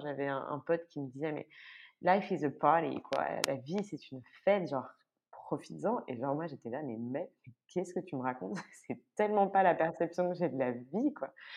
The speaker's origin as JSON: {"language": "French", "country": "France", "moved": "as an adult", "lives_now": "Brussels, Belgium", "said": "je suis française, mais je vis à Bruxelles depuis euh, 9 ans maintenant"}